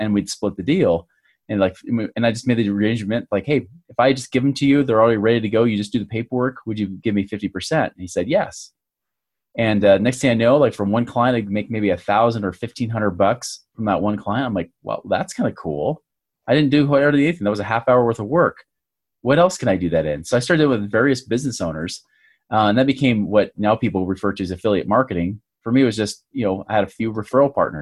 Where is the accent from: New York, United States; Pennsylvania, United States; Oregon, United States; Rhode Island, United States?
Oregon, United States; now in Utah, United States; I grew up in Oregon in the USA here